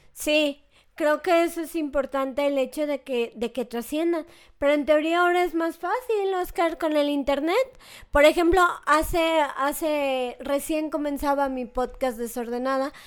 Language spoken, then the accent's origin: Spanish; Mexico; como mexicana